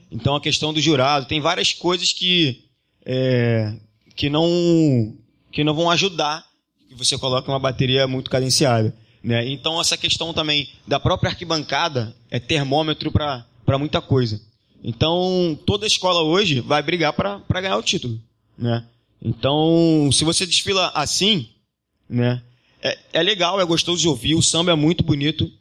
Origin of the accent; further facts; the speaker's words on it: Rio de Janeiro, Brazil; a gente nasceu na Silva Teles, a gente nasceu praticamente do lado da quadra do Salgueiro